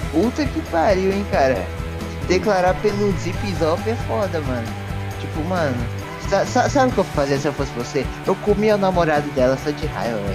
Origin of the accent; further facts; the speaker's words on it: São Paulo, Brazil; eu sou de São Paulo, velho.